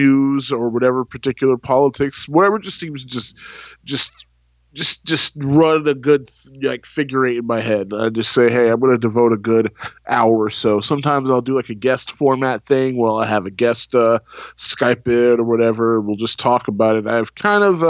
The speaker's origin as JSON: {"language": "English", "region": "Texas", "country": "United States", "said": "I am from the Lone Star State, man. I'm from the beautiful country of Texas"}